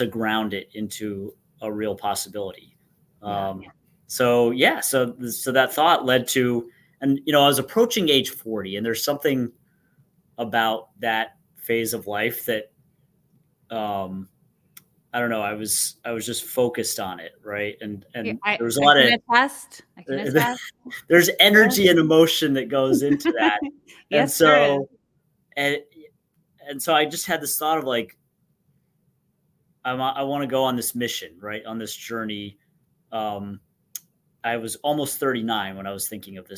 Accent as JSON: {"language": "English", "town": "Durham", "region": "North Carolina", "country": "United States", "tie": "born or raised there", "also_born_or_lived": "Orlando, Florida", "moved": "as an adult", "said": "my hometown school community back in Durham, North Carolina"}